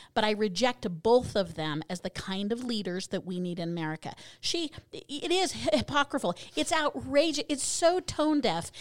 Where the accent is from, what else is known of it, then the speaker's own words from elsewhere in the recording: Colorado, United States; moved away; I'm from originally from Colorado